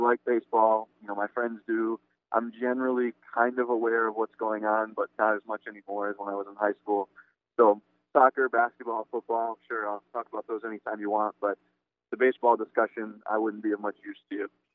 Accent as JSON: {"language": "English", "region": "Connecticut", "country": "United States", "tie": "born or raised there", "moved": "yes", "said": "In Connecticut, they're trying to start a new USL team coming, I think, next year. My my home state"}